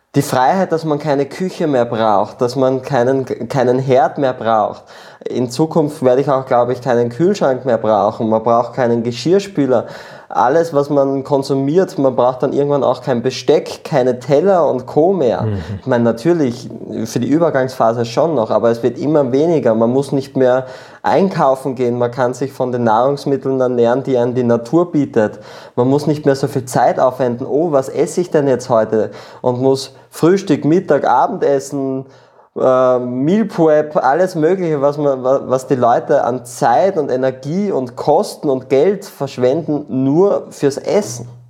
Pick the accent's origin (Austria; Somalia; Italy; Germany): Austria; born or raised there; also born or lived in Peru